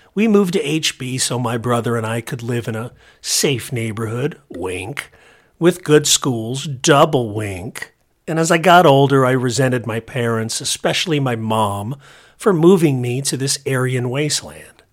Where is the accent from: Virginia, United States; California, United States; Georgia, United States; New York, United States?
California, United States; La Habra; La Habra, California, a middle and working class enclave at the north end of Orange County, where I was born in August 1969